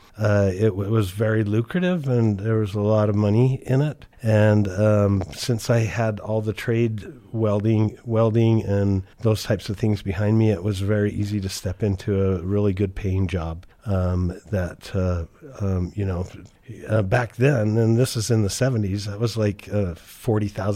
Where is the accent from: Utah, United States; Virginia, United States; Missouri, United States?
Utah, United States; Brigham City; I was born up in Brigham City, Utah, and my father worked for Thiokol Corporation up there. And so the school that I went to had a intensive trades-oriented high school